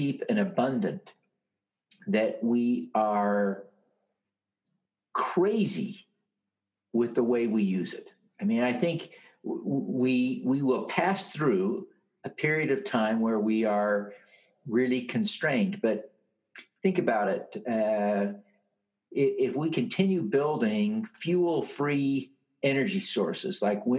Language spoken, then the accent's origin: English; Utah, United States; my home state here in Utah